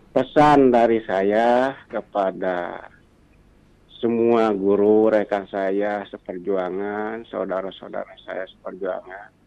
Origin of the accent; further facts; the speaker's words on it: Bandung, West Java, Indonesia; kepada sekaligus kepada orang Bandung karena saya juga asli dari Bandung.